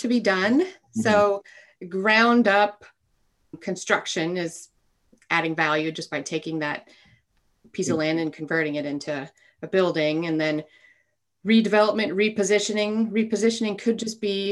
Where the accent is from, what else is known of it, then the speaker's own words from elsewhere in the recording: Alaska, United States; I grew up in Alaska